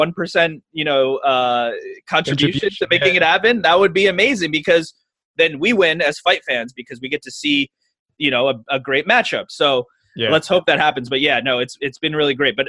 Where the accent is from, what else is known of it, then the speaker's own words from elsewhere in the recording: Princeton Junction, New Jersey, United States; I grew up in New Jersey. The town is called Princeton Junction.